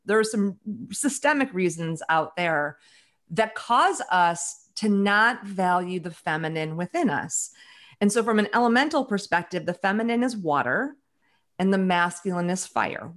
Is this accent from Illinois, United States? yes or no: yes; Chicago, Illinois, United States; now in Seattle, United States; I grew up in Chicago